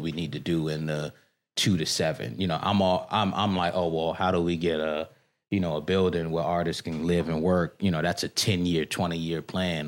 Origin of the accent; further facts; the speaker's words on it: Washington, District of Columbia, United States; moved away as an adult; also born or lived in Bangkok, Thailand; I'm born and raised here. I grew up in Petworth. Spent my entire life here.